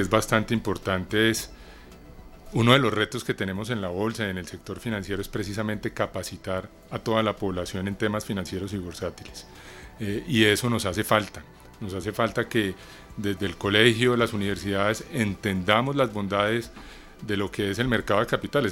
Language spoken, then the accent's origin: Spanish; Colombia; amo el café como buen colombiano